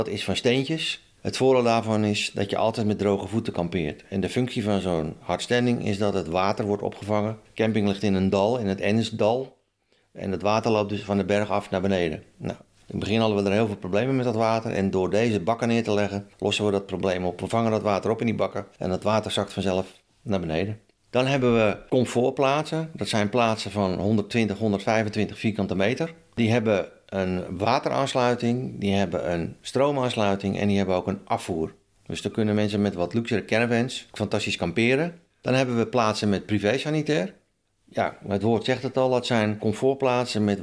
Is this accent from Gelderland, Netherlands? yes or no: no; Haarlemmermeer, North Holland, Netherlands; ik ben 60 eh, jaar. En mijn roots liggen in de Halenmeer.